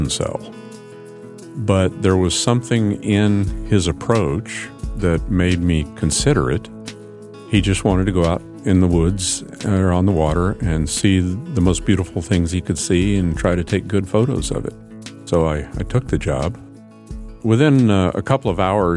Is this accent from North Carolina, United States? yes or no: no; Anchorage, Alaska, United States; When I was growing up in Anchorage